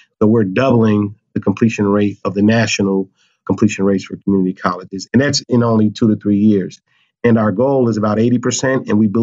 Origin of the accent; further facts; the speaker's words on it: Cincinnati, Ohio, United States; moved away as an adult; now in Buffalo, United States; I'm originally from Cincinnati, Ohio